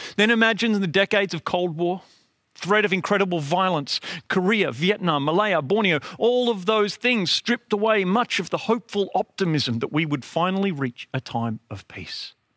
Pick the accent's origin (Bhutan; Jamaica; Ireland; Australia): Australia